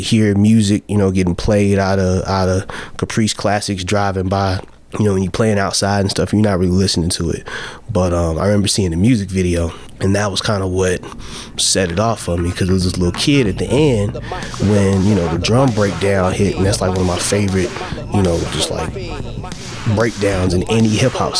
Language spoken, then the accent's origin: English; Chicago, Illinois, United States; I'm born and raised in Chicago